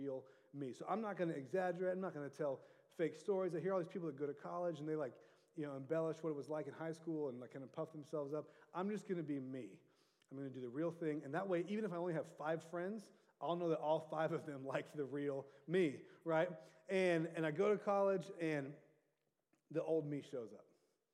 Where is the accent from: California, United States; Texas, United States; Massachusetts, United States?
California, United States; Orange County; also born or lived in Santa Barbara, California; I was raised in Orange County